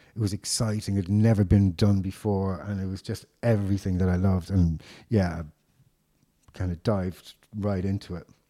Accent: Dublin, Leinster, Ireland; I grew up in Dublin in the mid '80s

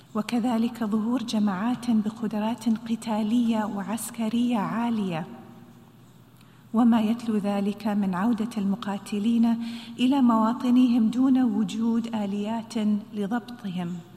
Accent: United Arab Emirates; خيارنا في دولة الإمارات

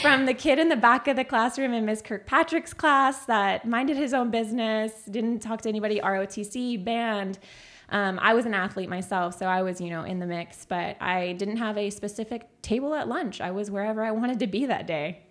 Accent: Castroville, Texas, United States; also born or lived in San Antonio, Texas; I was born in San Antonio, Texas. I was raised out in Castroville, Texas

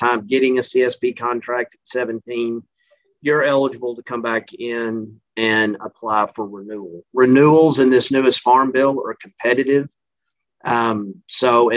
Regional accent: Central Texas, United States; moved away as an adult; also born or lived in Mississippi / Louisiana; now in Missouri, United States; This accent is not from Missouri. I'm originally from Central Texas

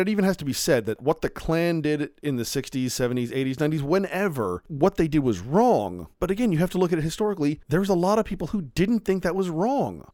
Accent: United States; we as the American people

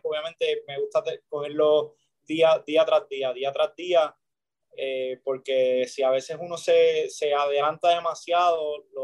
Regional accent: Puerto Rico; el hecho de nada más estar en Puerto Rico y sé que estoy pichando en mi país

